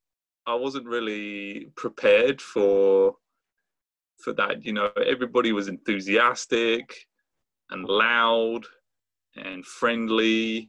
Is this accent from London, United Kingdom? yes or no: no; Brighton, South East England, United Kingdom; moved away as an adult; also born or lived in Santa Barbara, California; now in Richmond, United States